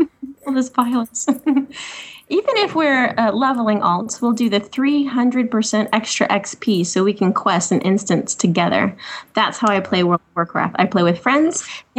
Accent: England, United Kingdom; I'm from England, in case you hadn't have guessed by now.

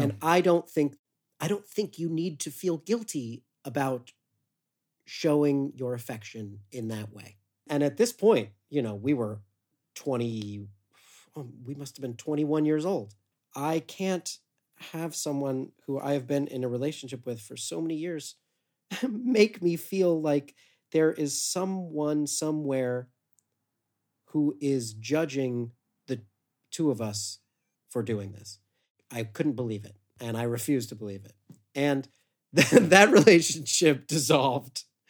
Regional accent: Westerville, Ohio, United States; I grew up in Westerville, Ohio, suburb of Columbus

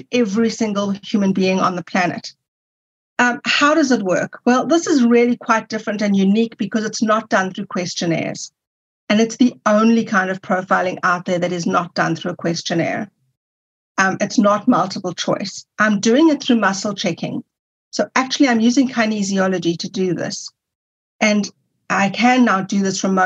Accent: South Africa; I'm from South Africa, when I returned to South Africa, I was able to go to university

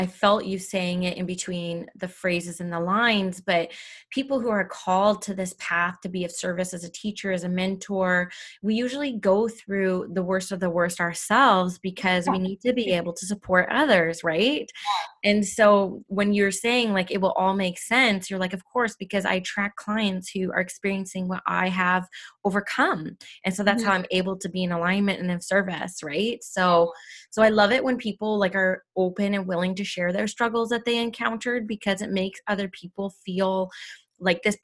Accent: Canada; I'm Indigenous Canadian

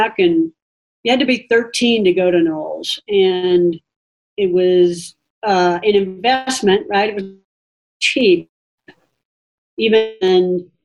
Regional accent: Charlotte, North Carolina, United States; moved away; Growing up in North Carolina, I grew up in the out in Charlotte, which at the time was about 150,000 people.

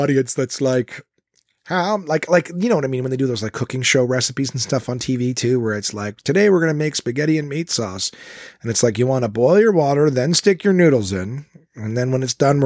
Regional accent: Ottawa, Ontario, Canada; my hometown in Ottawa.

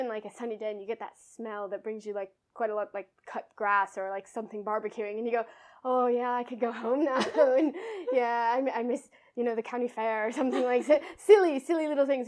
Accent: Buffalo, New York, United States; moved away as an adult; now in London, United Kingdom; I'm a girl from Buffalo

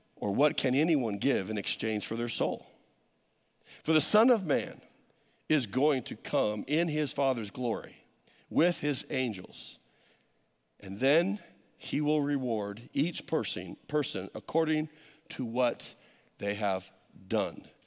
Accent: United States; as an American

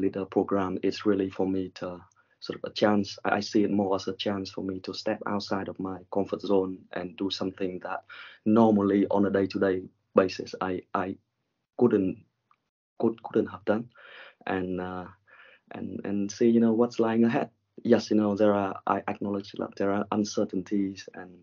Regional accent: Vietnam; moved away as an adult; now in United Kingdom; And originally from Vietnam, I came to the UK sort of like a few years ago

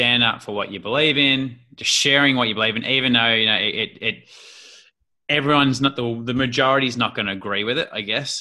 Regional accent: Australia; accent: Australian; putting my Australian lingo in there and slang

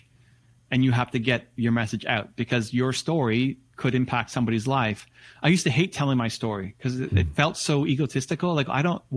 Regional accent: Toronto, Ontario, Canada; Toronto Blue Jays, my hometown team

